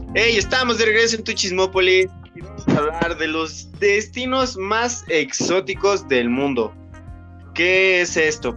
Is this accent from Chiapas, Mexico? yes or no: no; Tlaxcala, Mexico; nosotros que somos aquí de Tlaxcala